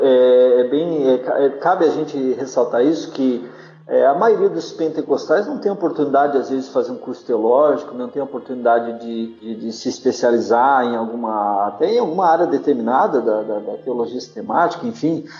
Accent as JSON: {"language": "Portuguese", "town": "Blumenau", "region": "Santa Catarina", "country": "Brazil", "tie": "born or raised there", "moved": "as an adult", "said": "eu sou blumenauense, sou natural de Blumenau. É, na verdade, eu morei a vida inteira lá, até meus 26 anos."}